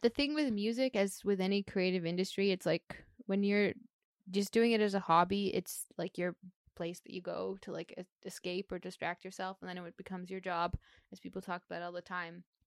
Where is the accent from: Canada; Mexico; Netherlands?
Canada; being a Canadian artist